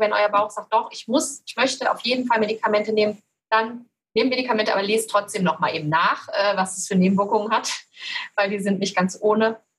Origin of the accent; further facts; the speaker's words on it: Cologne, North Rhine-Westphalia, Germany; ich komme aus Köln